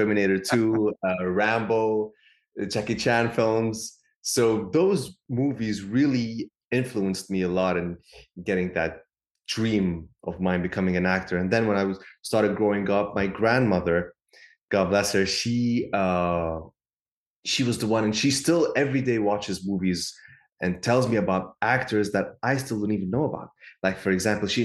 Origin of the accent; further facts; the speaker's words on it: Lebanon; growing up there, you know, it's a beautiful country. It's a small country in the Middle East